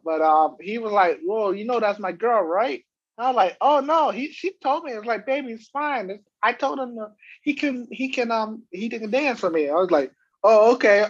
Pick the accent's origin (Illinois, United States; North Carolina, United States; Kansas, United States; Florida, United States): Florida, United States; I'm from Florida.